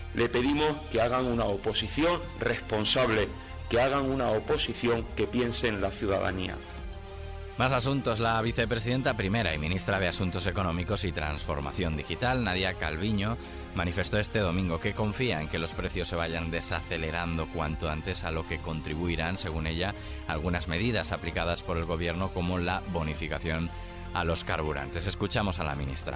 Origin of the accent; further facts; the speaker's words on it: Andalusia, Spain; yo como española y como andaluza